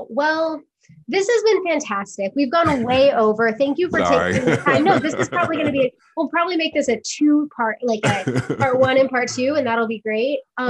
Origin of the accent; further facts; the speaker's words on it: Tennessee, United States; moved away; I'm from Tennessee originally